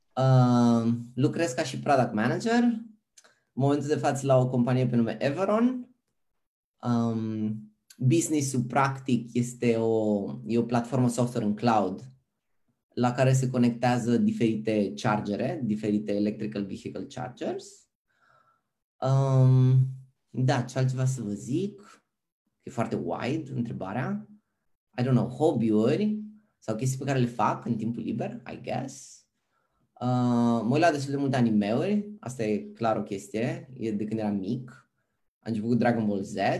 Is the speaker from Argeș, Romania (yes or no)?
yes; Pitești, Argeș, Romania; moved away as an adult; also born or lived in Bucharest, Romania; now in Amsterdam, Netherlands; sunt originar din Pitești